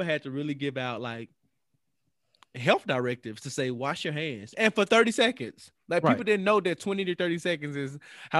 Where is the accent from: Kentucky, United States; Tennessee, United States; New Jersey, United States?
Tennessee, United States; Memphis; You know, I'm from Memphis. We don't ever grilling season really ain't ever over.